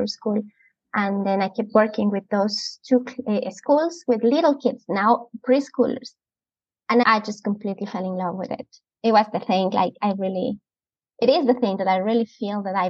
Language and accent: English; Andes, Ecuador; English is a second language; moved away as an adult; now in Vancouver, Canada; I am originally from Ecuador, a very beautiful country. I grew up there and I was living there until I was 23.